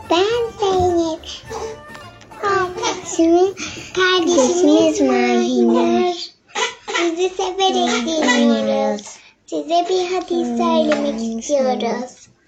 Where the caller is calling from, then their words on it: Kocaeli, Turkey; Ben Kocaeli'den.